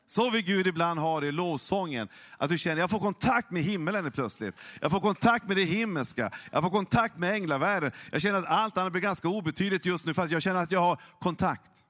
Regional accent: Norrland, Sweden; jag är ju norrlänning, jag är egentligen inte känslosam. Det är väldigt saktmodig.

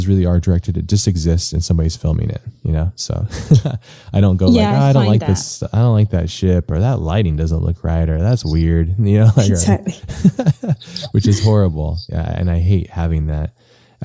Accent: United States; as like an American

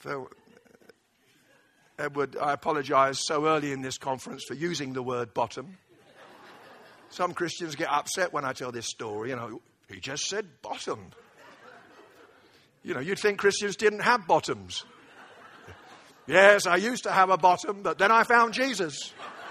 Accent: United Kingdom; I say this as a Brit

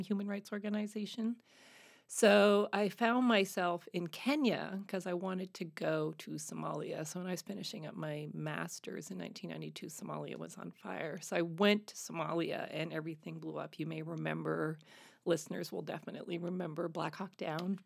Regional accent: Canada; moved away as an adult; speaking French as a Canadian

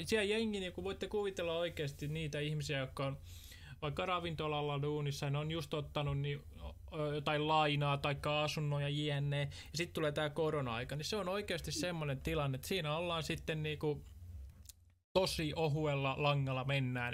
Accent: Tampere, Pirkanmaa, Finland; Mä oon kasvanut Tesomalla ristimäessä tarkalleen ottaen

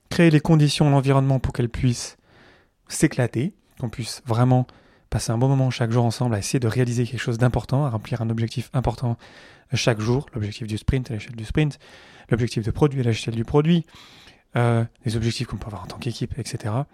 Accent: France; parce que je suis français ou voilà Descartes, le cartésianisme, c'est encore très très présent.

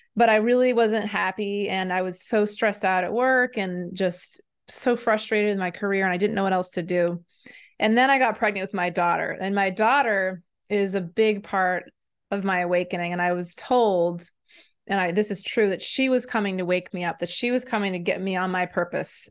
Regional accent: Maine, United States; also born or lived in Senegal; I grew up in Maine

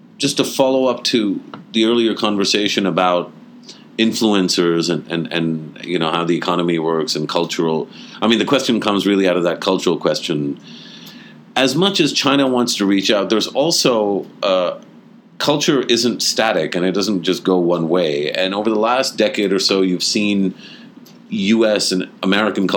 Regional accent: Pakistan; being Pakistani

